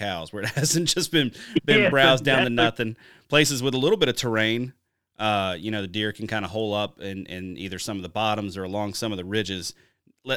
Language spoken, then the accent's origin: English; Wisconsin, United States; my home state of Wisconsin